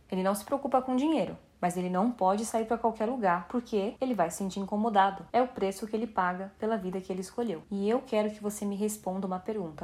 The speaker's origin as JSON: {"language": "Portuguese", "region": "São Paulo", "country": "Brazil", "tie": "born or raised there", "moved": "yes", "lives_now": "Vancouver, Canada", "said": "Eu cresci no Paraisópolis, que é uma comunidade carente de São Paulo, e hoje, depois de muito esforço, eu moro em Vancouver, no Canadá"}